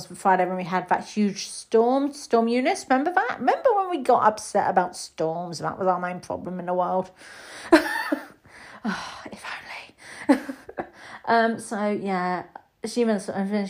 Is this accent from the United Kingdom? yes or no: yes; United Kingdom; as a Brit